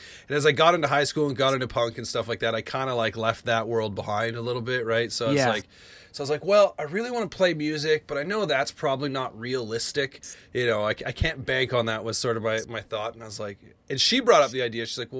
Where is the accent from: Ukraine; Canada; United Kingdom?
Canada; Alberta; Cause I grew up actually just outside Calgary, not originally from Edmonton